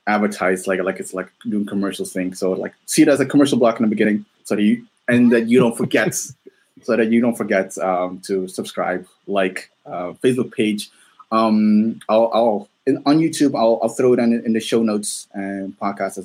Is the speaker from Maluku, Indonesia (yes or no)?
yes; Maluku, Indonesia; I'm from Maluku